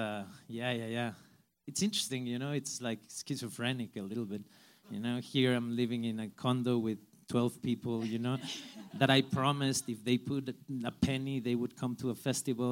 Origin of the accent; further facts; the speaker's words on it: Mexico; I come from Mexico, where we don't have a studio system